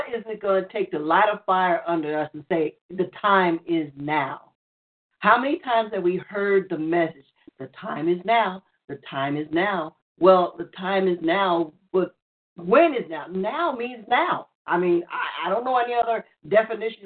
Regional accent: New York, United States; I grew up in New York. I was born and raised in New York

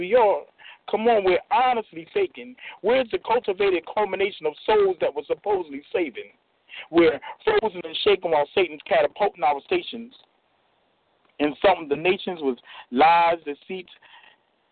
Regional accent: Chester, Pennsylvania, United States; From Chester, Pennsylvania

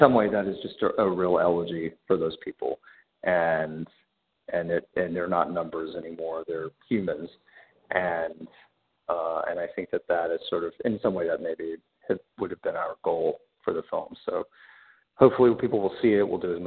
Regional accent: Birmingham, Alabama, United States; moved away as an adult; also born or lived in New York City; now in New York, United States; I'm 44 years old, and I grew up in Birmingham

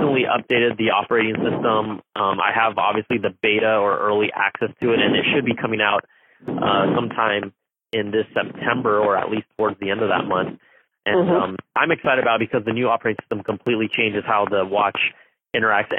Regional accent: Cupertino, California, United States; I grew up in Cupertino

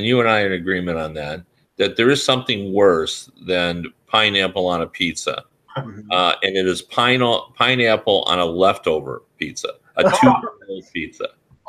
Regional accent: Michigan, United States; also born or lived in Virginia; I'm from Michigan

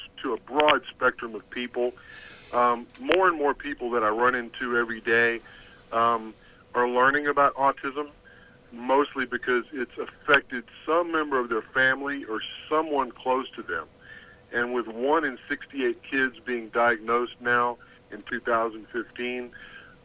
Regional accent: Texas, United States; I'm from Texas

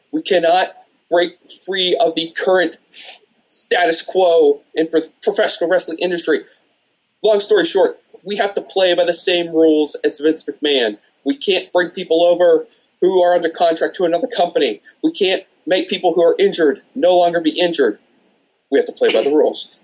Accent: Pittsburgh, Pennsylvania, United States; I'm from Pittsburgh

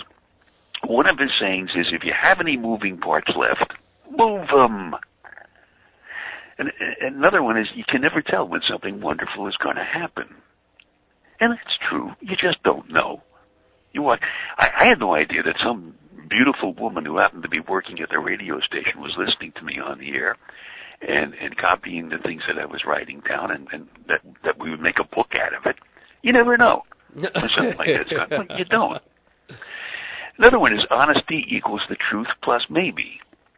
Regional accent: New York City, New York, United States; I grew up in Brooklyn, and I used to listen to WNEW in New York.

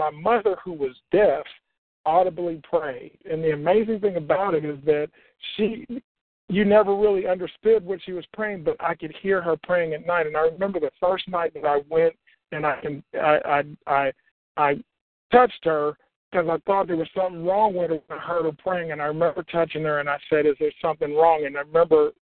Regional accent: Oklahoma, United States; When I was growing up in Oklahoma, because I grew up in Oklahoma, both of my parents were deaf.

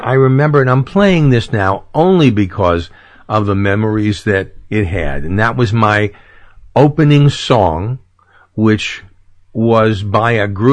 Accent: New York City, New York, United States; now in Orlando, United States; I come from New York City. Sure, you couldn't tell by my accent.

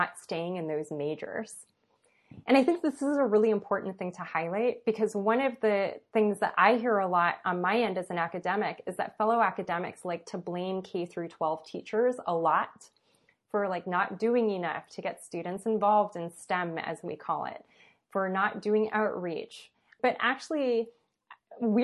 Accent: Los Angeles, California, United States; I went to high school in West LA, even though I was born and raised in East

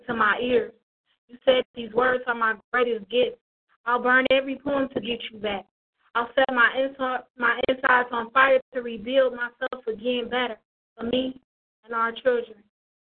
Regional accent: Detroit, Michigan, United States; also born or lived in Toledo, Ohio; I'm from Detroit, but I'm repping Toledo, too.

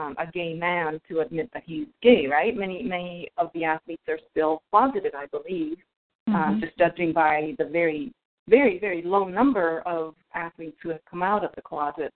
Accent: Japan; now in United States; I was actually born and raised in Japan

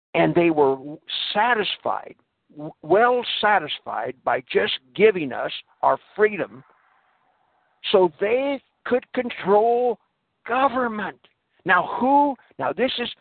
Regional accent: United States; I am an American

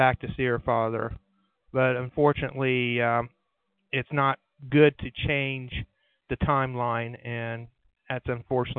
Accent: Ohio, United States; I'm from Ohio

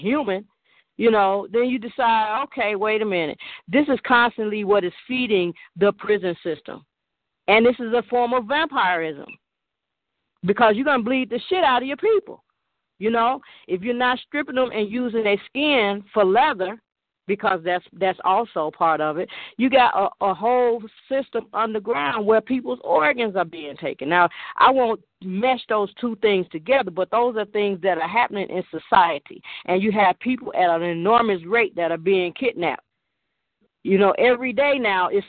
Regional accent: Chicago, Illinois, United States; moved away; also born or lived in Eatonton, Georgia; I'm from Chicago

